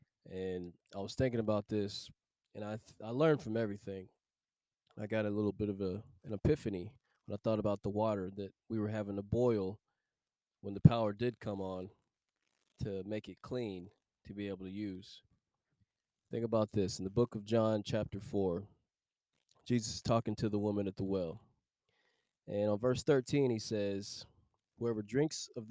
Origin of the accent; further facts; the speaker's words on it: Texas, United States; I'm from the Texas area